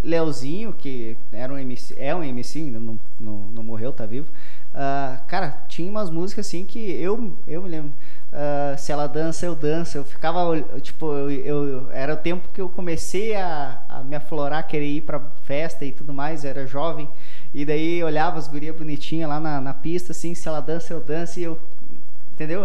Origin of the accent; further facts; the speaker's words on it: Passo Fundo, Rio Grande do Sul, Brazil; also born or lived in interior of Paraná; eu nasci em Passo Fundo